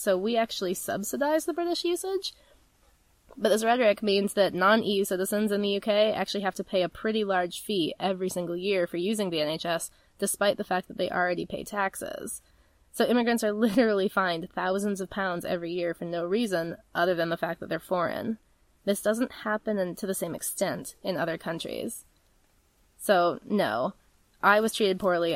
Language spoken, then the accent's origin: English; United States; also born or lived in United Kingdom; I'm an American